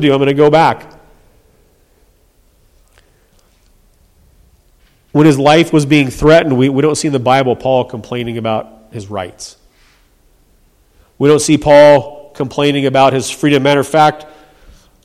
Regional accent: United States; I'm an American

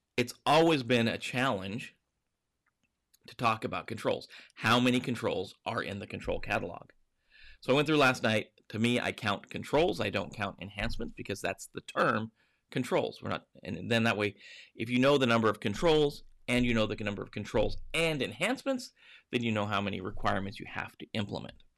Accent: Montana, United States; I grew up in Montana

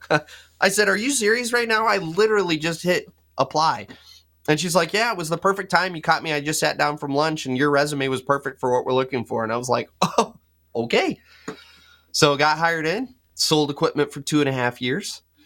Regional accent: Texas, United States; moved away; also born or lived in Michigan; I'm originally from Texas and I moved to Michigan

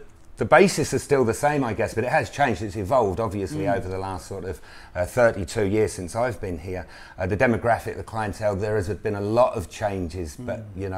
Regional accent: Colchester, East of England, United Kingdom; moved away as an adult; now in Pattaya, Thailand; I'm from the UK, from Colchester.

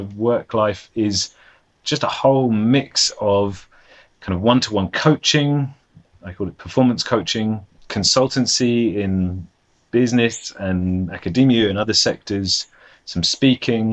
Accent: London, United Kingdom; moved away as an adult; now in Copenhagen, Denmark; I'm from London. So London was my hometown

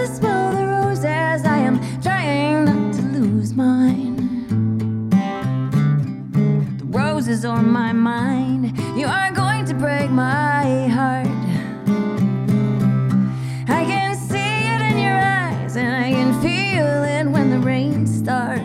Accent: Boston, Massachusetts, United States; also born or lived in London; I grew up in Boston

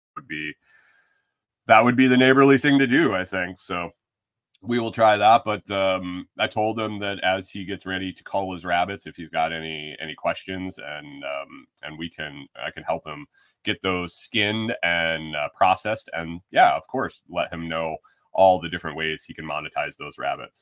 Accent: New York, United States; moved away as an adult; now in Tennessee, United States; when I grew up in New York

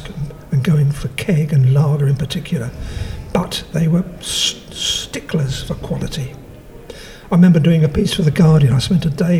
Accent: London, United Kingdom; now in St Albans, United Kingdom; I don't live in London now. I live in St Albans in Hertfordshire, but I grew up in East London

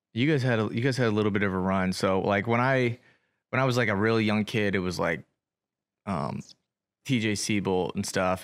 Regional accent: Centerville, Iowa, United States; born or raised there; also born or lived in Ottumwa, Iowa

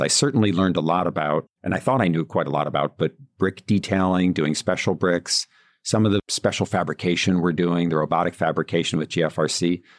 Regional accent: Buffalo, New York, United States; now in New York City, United States; I'm going back to Buffalo and doing work there now to bring back my hometown

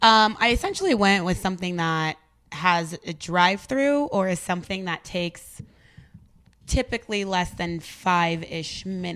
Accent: the Bay Area, California, United States; I'm from the Bay

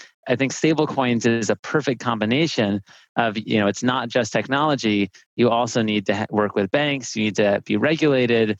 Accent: San Diego, California, United States; also born or lived in Stanford; So I grew up here in San Diego, which is where I'm calling from

